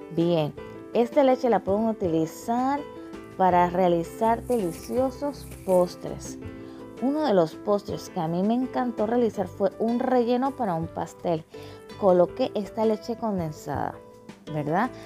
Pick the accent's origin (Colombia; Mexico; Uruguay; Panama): Panama; soy panameña, pero estoy casada con un mexicano